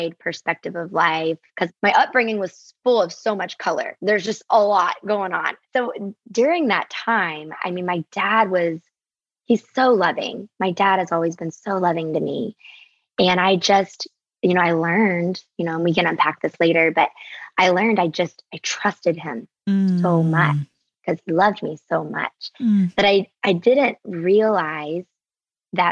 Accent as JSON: {"language": "English", "region": "the South", "country": "United States", "tie": "born or raised there", "said": "I grew up in the South, but both of my parents are from the North"}